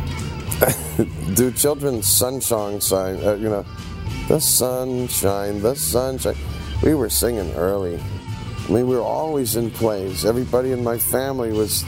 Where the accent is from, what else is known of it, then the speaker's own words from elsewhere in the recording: Cleveland, Ohio, United States; also born or lived in Pittsburgh, Pennsylvania; I was raised in Cleveland, Ohio, born in Pittsburgh, Pennsylvania, but raised in the land of Cleves